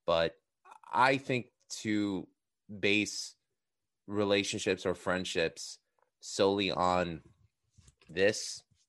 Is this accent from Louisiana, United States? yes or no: no; Queens, New York, United States; I'm from Queens, so, you know, that becomes very commonplace.